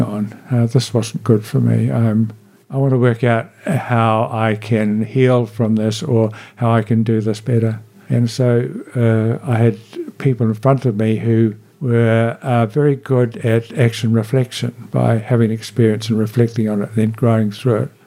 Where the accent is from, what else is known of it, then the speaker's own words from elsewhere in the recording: Blenheim, Marlborough, New Zealand; also born or lived in Picton / Nelson; I grew up in Nelson and Marlborough as a teenager